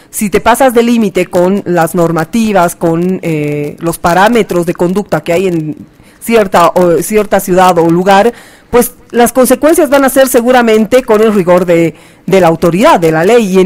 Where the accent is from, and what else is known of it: Bolivia